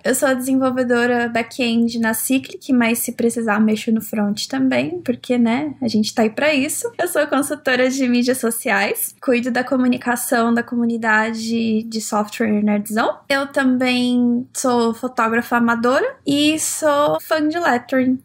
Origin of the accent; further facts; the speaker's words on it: São Paulo, Brazil; Eu sou de São Paulo